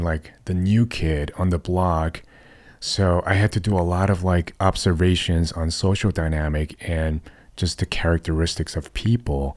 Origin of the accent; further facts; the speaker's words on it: New York City, New York, United States; moved away as an adult; I grew up in New York City